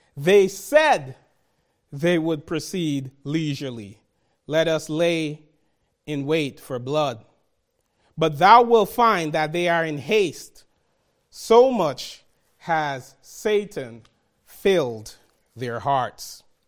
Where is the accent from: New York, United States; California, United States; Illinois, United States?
New York, United States; New York City; growing up in Brooklyn, New York, where gangs existed